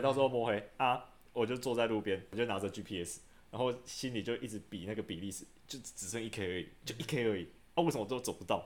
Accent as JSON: {"language": "Chinese", "country": "Taiwan", "tie": "born or raised there", "said": "我从小住在山上，两千多公尺"}